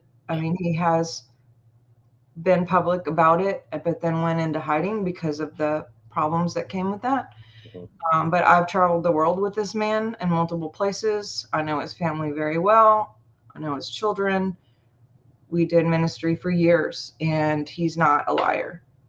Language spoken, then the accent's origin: English; Montauk, New York, United States; born there; So why does it say that I was born in Montauk? And my birth certificate says that it was.